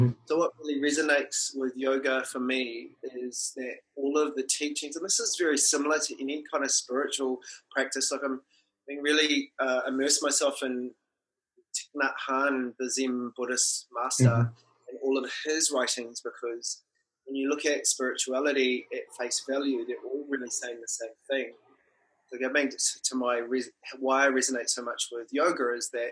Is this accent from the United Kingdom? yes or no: no; New Zealand; first language Māori; English is a second language; being brought up Māori